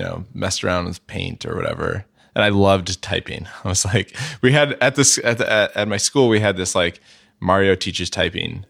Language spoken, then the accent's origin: English; San Jose, California, United States; also born or lived in San Francisco; I grew up, uh, in the South Bay mostly, so not, not in the city. Um, uh, mostly in San Jose